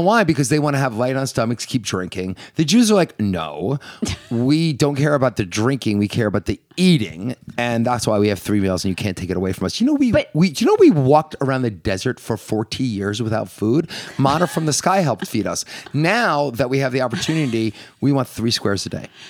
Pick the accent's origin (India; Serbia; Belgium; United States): United States; Northeast; So we're from the Northeast